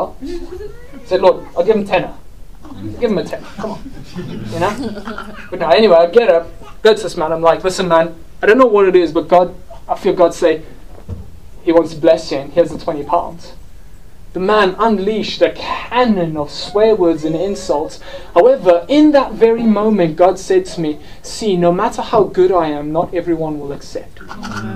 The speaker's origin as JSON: {"language": "English", "country": "South Africa", "moved": "yes", "lives_now": "United Kingdom", "said": "I'm South African."}